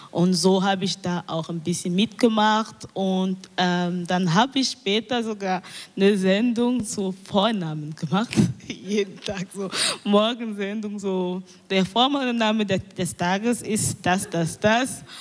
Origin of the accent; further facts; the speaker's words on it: Cameroon; weil in meiner Heimatstadt ähm, ein Radio, ein neu, ein, das erste Radio von der Stadt gebaut wurde. Das ist eine kleine Stadt in Kamerun, das heißt Idea.